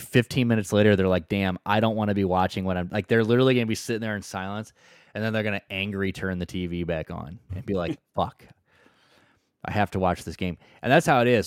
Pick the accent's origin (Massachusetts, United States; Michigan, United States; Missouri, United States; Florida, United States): Missouri, United States; St. Louis; I'm from Saint Louis